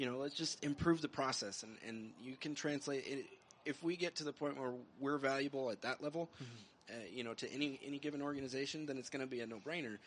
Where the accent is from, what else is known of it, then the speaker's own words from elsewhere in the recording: New Mexico, United States; I'm, I'm from New Mexico